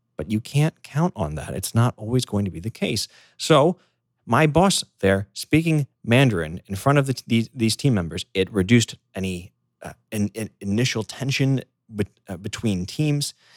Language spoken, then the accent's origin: English; United States; first language English; moved away; growing up in the United States, living there